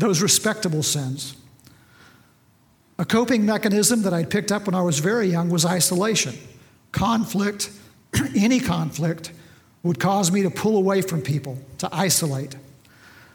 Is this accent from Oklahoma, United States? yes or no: yes; near Bartlesville, Oklahoma, United States; also born or lived in West Texas; I had a fairly typical upbringing right here in Oklahoma on a farm not too far from Bartlesville